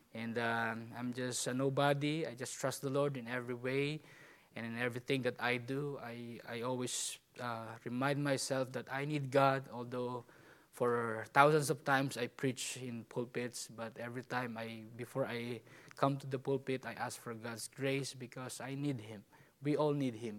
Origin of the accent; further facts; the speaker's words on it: Philippines; I'm a Filipino